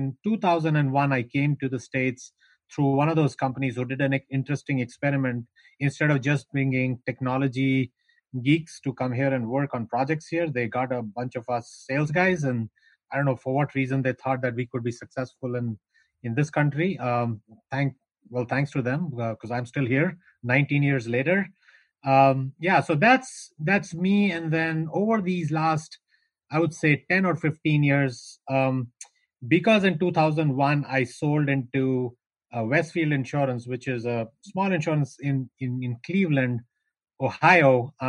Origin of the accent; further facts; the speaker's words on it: North India, India; I am from India. I was born and raised in north of India. Grew up in the foothills of the Himalayas.